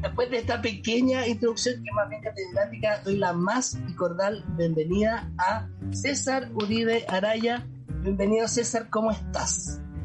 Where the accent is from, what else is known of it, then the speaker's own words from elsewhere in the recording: Quirihue, Ñuble, Chile; Quirihue, de donde yo soy